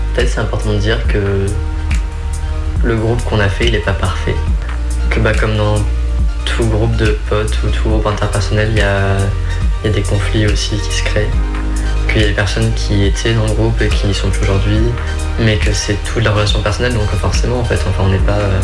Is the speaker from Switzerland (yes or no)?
no; Creuse, Nouvelle-Aquitaine, France; je viens de Creuse, hein, donc euh, il faut le contexte aussi, hein, la campagne profonde